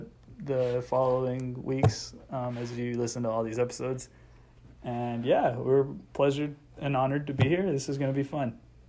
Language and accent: English; Midland, Texas, United States; I am currently 23 years old. I'm also from Midland, Texas.